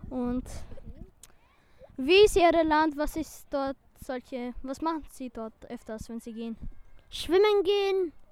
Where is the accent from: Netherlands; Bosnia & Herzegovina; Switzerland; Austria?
Bosnia & Herzegovina; moved away; ich komme auch aus Bosnien.